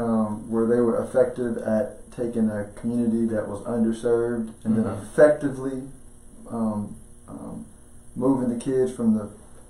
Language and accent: English; Houston, Texas, United States; moved away; I'm from Houston, but this is where my boys were born